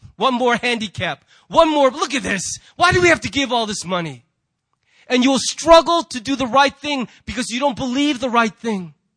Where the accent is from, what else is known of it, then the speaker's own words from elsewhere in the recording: United States; we as American Christians